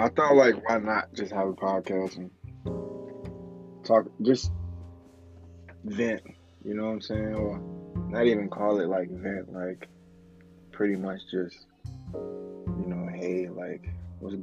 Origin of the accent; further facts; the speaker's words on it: Bradley, Illinois, United States; I'm from Bradley, Illinois.